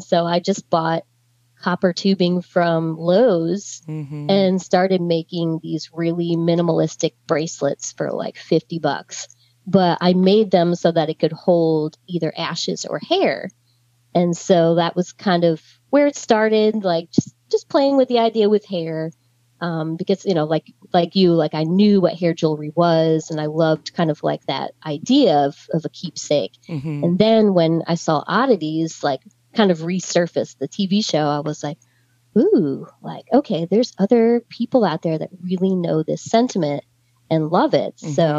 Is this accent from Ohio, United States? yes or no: no; Gettysburg, Pennsylvania, United States; You know, I grew up right outside of Gettysburg. I spent every weekend there going to the museums and always admired it, never planned on collecting.